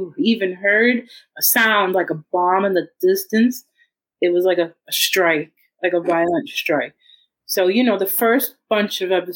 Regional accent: New York, United States; I'm a New Yorker

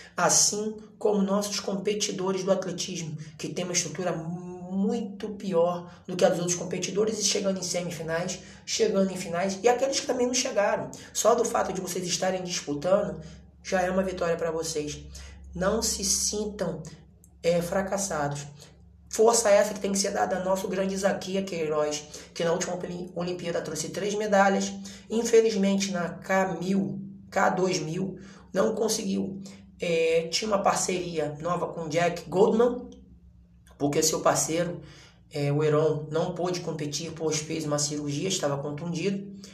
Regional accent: Brazil; nós somos brasileiros

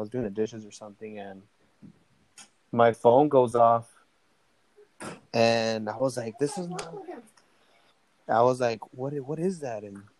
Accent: United States; I was born in the United States

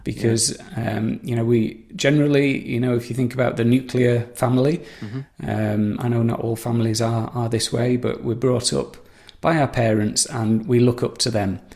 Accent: Saddleworth, North West England, United Kingdom; moved away; I'm from Saddleworth, Greater Manchester. I've moved around a fair bit, but I came home to roost about 20 years ago

